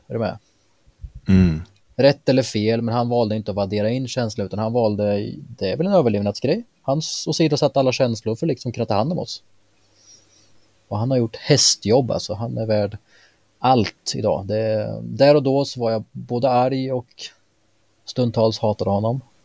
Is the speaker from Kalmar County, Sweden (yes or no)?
no; Mjölby, Östergötland, Sweden; moved away as an adult; now in Eksjö, Sweden; Bor i nuläget i Småland, Eksjö, men jag kommer från Mjölby.